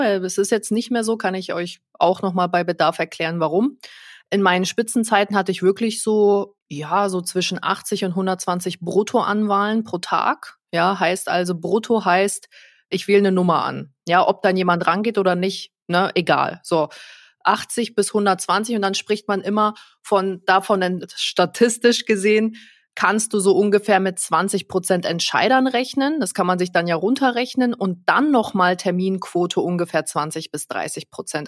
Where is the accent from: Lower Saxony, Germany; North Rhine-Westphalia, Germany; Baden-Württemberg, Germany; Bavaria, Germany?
Bavaria, Germany; Nuremberg; ich komme ja aus Nürnberg, also hier auch der Nürnberger Raum